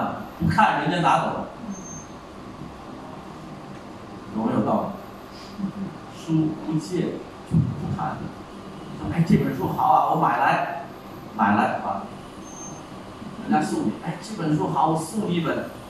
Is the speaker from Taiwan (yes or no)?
no; China; 我们中国人有句话，